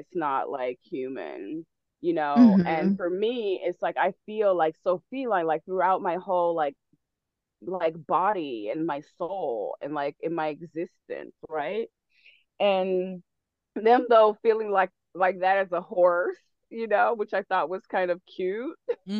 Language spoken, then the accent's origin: English; the South, United States; But I grew up around horses. I grew up in the South, so I grew up around horses.